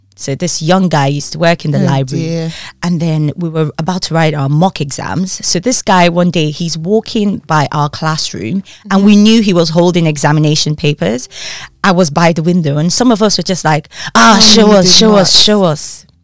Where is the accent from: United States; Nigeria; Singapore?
Nigeria; moved away as an adult; now in United Kingdom; Well, I was born and bred in Nigeria. I know it doesn't sound like it, but yeah, grace of God. studied law in Nigeria, went to law school in Nigeria, came to the UK, did my master's